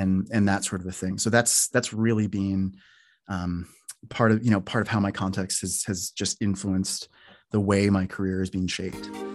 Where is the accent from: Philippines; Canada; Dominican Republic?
Canada; moved away as an adult; also born or lived in Toronto / Newfoundland / Oslo; now in United States; I was from Canada because I had this accent and all